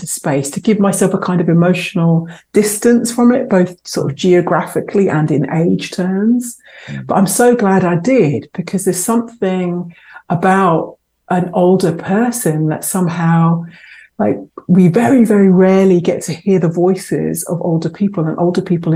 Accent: London, United Kingdom; I was born and raised in London and in Southeast London

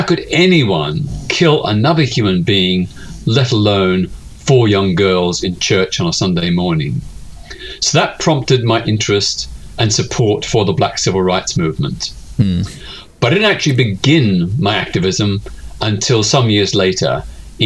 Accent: Melbourne, Victoria, Australia; I was living in my hometown of Melbourne, Australia at the time.

